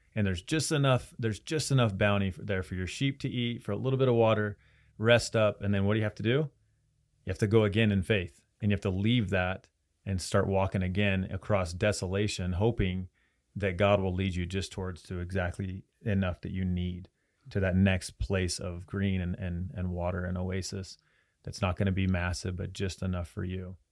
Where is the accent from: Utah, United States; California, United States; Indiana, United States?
Utah, United States; Roy; So I'm from Roy and in Roy itself, there were people coming from Idaho, from Wyoming, from all over Utah